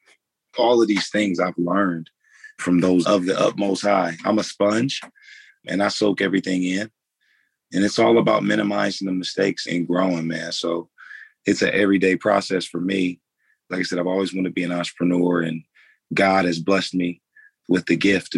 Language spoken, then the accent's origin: English; Fort Wayne, Indiana, United States; born and raised in Fort Wayne, Indiana